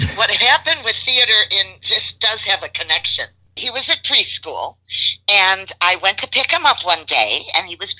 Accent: Chicago, Illinois, United States; moved away as an adult; now in Houston, United States; I was born and raised in Chicago. I left there in 1970

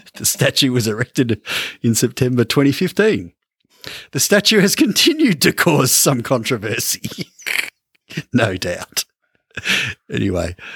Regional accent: Ballarat, Victoria, Australia; We're from Ballarat, Larker

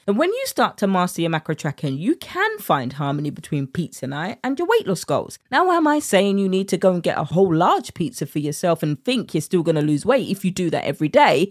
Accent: United Kingdom; accent: British; my British accent

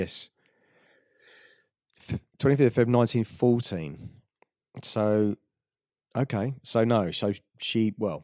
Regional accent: London, United Kingdom; I come from London

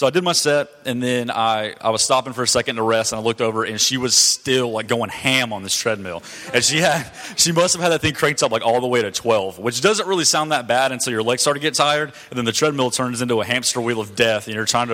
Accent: Douglasville, Georgia, United States; I grew up in Georgia. You know, I lived in Douglasville until I was about 10 years old, and I've lived here for the last 11 years

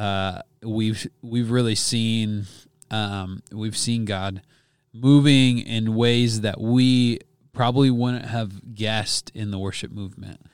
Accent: Wisconsin, United States; I grew up in Wisconsin

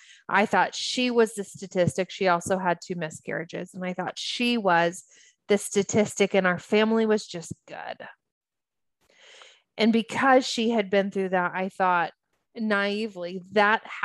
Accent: United States; also born or lived in Los Angeles; as an American, it was my family, my people

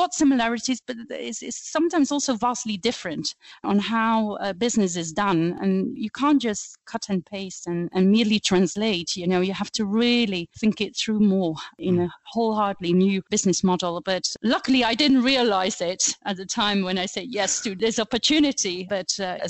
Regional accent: Flanders, Belgium; first language Flemish; English is a second language; moved away as an adult; now in United Kingdom; you will quickly pick up on my accent. I speak Flemish. I am Belgian, but I have been living and working in the UK for almost 20 years now.

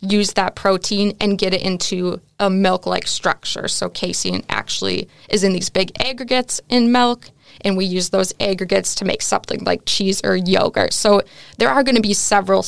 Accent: United States; moved away as an adult; now in Netherlands; as an American

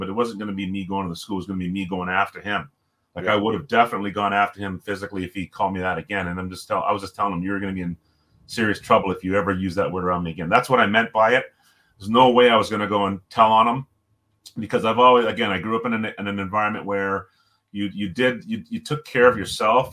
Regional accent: Toronto, Ontario, Canada; also born or lived in Jamaica; I was born in Jamaica, moved to Toronto when I was three.

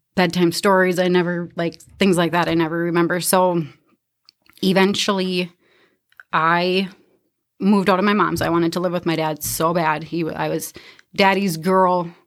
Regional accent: Minnesota, United States; also born or lived in Canby, Minnesota; I grew up in Browardville, Minnesota. I consider that home

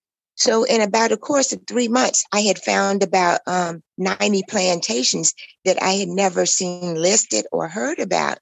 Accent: Washington, North Carolina, United States; I'm Washington born, raised, educated

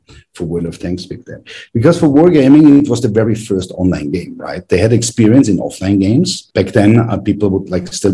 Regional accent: Graz, Styria, Austria; which was back in my hometown in Graz in Austria

